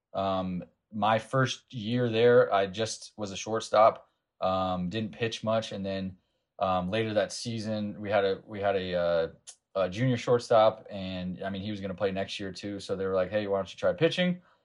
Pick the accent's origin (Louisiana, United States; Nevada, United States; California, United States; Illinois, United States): Nevada, United States; Las Vegas; I grew up in Las Vegas, Nevada